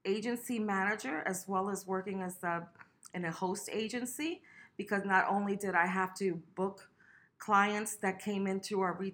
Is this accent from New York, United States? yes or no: no; West Palm Beach, Florida, United States; I'm from West Palm Beach, Florida